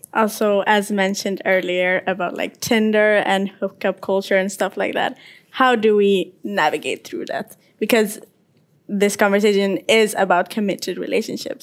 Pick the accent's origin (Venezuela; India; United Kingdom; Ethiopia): Ethiopia; now in Norway; 20 years old and from uh, Ethiopia originally